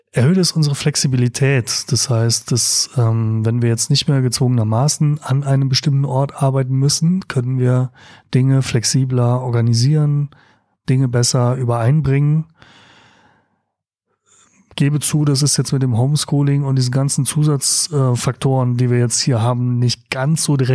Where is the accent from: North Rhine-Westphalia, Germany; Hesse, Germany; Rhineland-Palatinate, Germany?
Rhineland-Palatinate, Germany; ich bin aus Rheinland-Pfalz, da ist es nicht der Fall so in dem Ausmaß, auf den Autobahnen treffen.